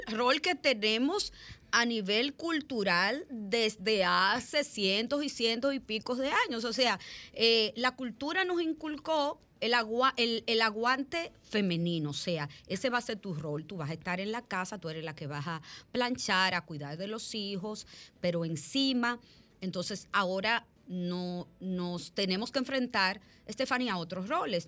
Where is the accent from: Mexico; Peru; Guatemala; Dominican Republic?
Dominican Republic; soy dominicana y soy del país de las heroínas de Salcedo